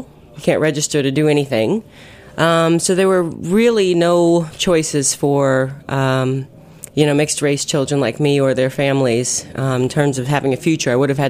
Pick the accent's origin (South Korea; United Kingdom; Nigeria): South Korea; Uijeongbu, Gyeonggi Province; born there; So I was born in Ujangbul, Korea, small town. It's a little bigger than it was back then. It's a small town outside of Seoul, about an hour from Seoul.